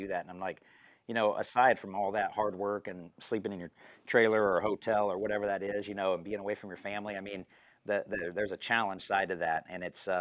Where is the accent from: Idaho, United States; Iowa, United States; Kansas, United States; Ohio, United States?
Kansas, United States; Topeka; now in Gardner, United States; I grew up in Topeka, Kansas